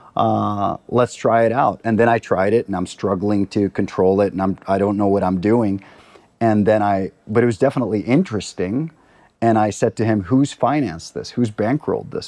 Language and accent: English; Costa Rica; also born or lived in Libya; now in Stockholm, Sweden; I'm from Costa Rica.